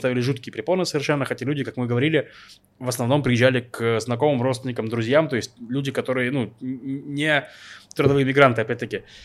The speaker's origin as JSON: {"language": "Russian", "country": "Russia", "moved": "yes", "lives_now": "Israel", "said": "я сам из России"}